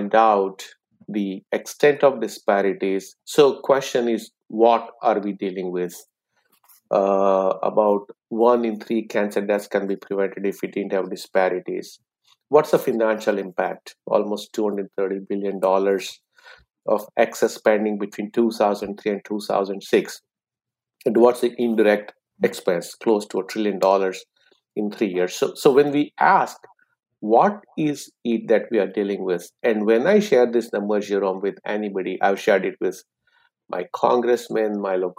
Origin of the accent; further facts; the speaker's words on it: India; moved away as an adult; also born or lived in England; now in United States; I applied to med school and got in the med school of my choice in my hometown. So I continued my journey thereafter, and the rest is a story. So I became an oncologist in India.